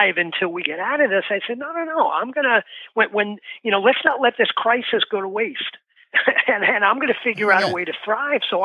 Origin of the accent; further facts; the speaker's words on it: New York City, New York, United States; now in New Jersey, United States; I grew up in the Bronx in New York. I'm in New Jersey now